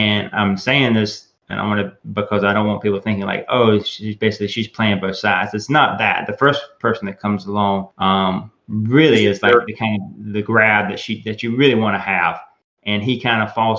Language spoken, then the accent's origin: English; the South, United States; I was born and raised in the South